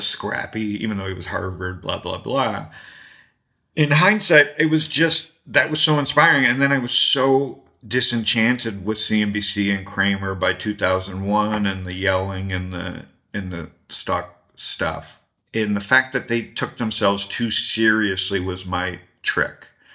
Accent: Toronto, Ontario, Canada; I grew up in Toronto and I did stand-up comedy as a kid

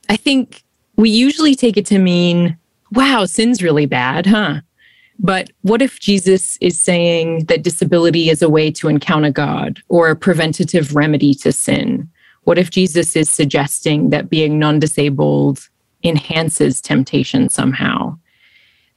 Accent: Australia; moved away; also born or lived in London; I'm originally from Australia. And I've also lived in London

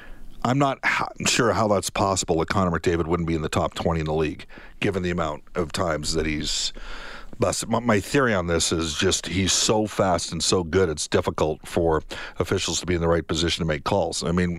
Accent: Canada; I'm Canadian

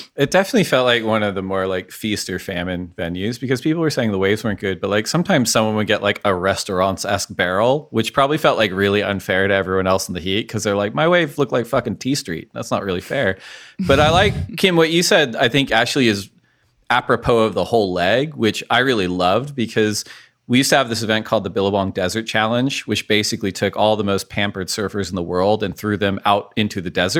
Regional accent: United States; we're all American people

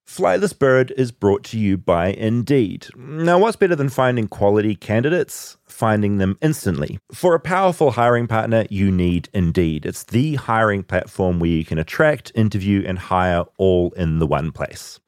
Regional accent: New Zealand; accent: New Zealand; I'm from New Zealand

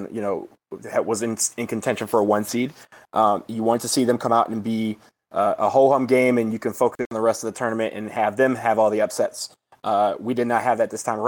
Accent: Michigan, United States; now in Washington, D.C., United States; my home state of Michigan

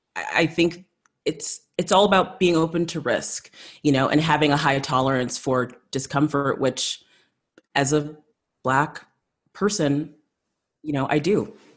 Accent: South Africa; moved away; growing up in South Africa, kind of leaving there shortly after apartheid

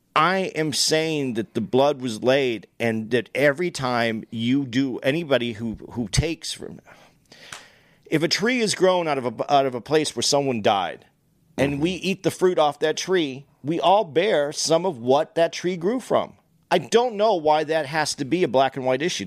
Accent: United States; I'm an American. I was born here. I've taken benefits from here. I rooted here.

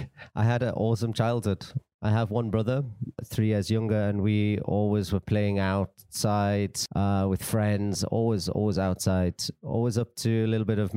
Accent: Newcastle, North East England, United Kingdom; I am from Newcastle in England.

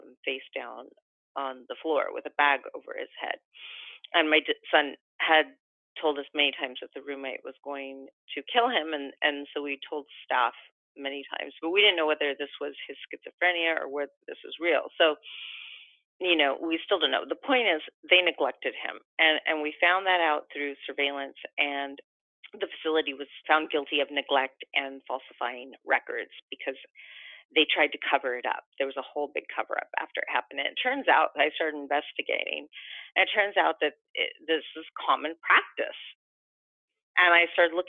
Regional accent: Los Angeles, California, United States; we're from Los Angeles

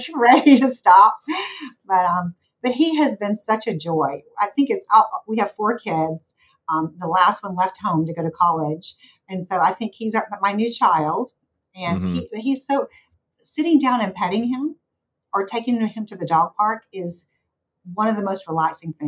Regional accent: the South, United States; accent: Southern; my occasional Southern accent

